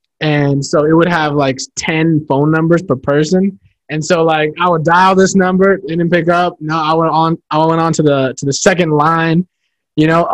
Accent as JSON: {"language": "English", "region": "Northern Virginia", "country": "United States", "tie": "born or raised there", "also_born_or_lived": "New York / Seattle", "said": "I'm from Northern Virginia. Born and raised"}